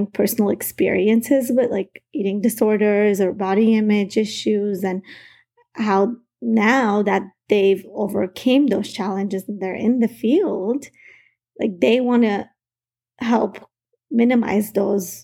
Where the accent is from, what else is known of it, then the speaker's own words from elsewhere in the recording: United States; I wasn't born in the U.S. I was 5 years old when my family immigrated here